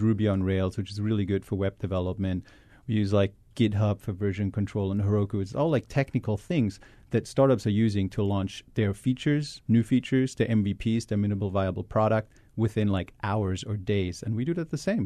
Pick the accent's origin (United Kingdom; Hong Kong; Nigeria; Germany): Germany; also born or lived in Hawaii; now in Boston, United States; really originally I'm from Germany